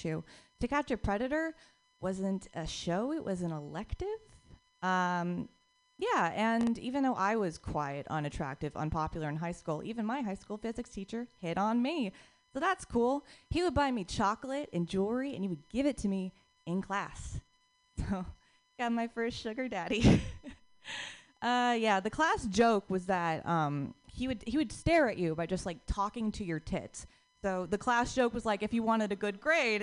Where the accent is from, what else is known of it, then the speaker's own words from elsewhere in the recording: Noblesville, Indiana, United States; moved away as an adult; now in South Korea; I'm originally from Indiana, Noblesville, Indiana